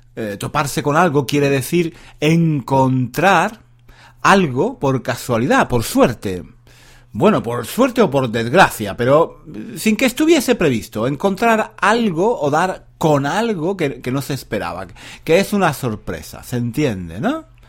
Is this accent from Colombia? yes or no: no; Spain; now in London, United Kingdom; yo también soy español, vivo en Londres